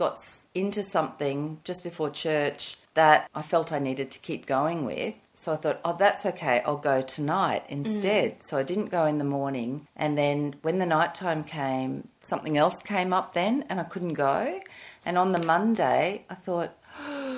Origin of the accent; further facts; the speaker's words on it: Brisbane, Queensland, Australia; I grew up in Brisbane, in a church-going home